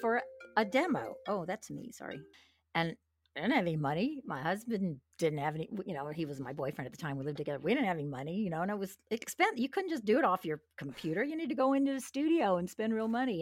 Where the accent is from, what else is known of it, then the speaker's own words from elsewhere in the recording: Los Angeles, California, United States; moved away as an adult; now in Nashville, United States; I come from, I'm from Los Angeles.